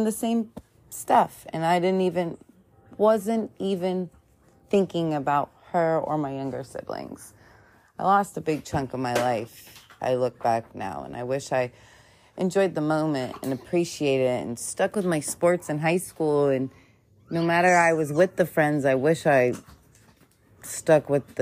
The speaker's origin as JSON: {"language": "English", "town": "Hilton Head Island", "region": "South Carolina", "country": "United States", "tie": "born or raised there", "said": "I grew up on Hilton Head Island."}